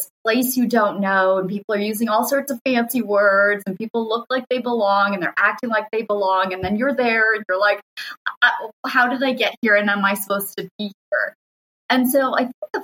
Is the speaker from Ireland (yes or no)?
no; Canada; moved away as an adult; also born or lived in Rhode Island / England; now in Buffalo, United States; I'm Canadian. I went to law school in Canada